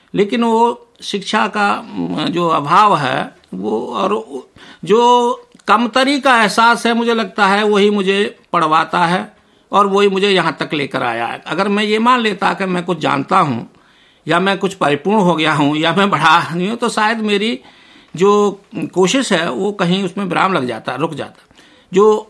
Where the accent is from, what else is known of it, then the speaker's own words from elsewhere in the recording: Nadrauli, India; हम बहन भाई माँ के पास से अपने पैतृक गांव नदरौली सात आठ वर्ष की उम्र में बब्बा के पास चले आए थे